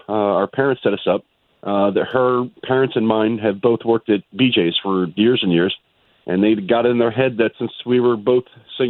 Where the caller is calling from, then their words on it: Sanford, Florida, United States; I'm calling from Sanford.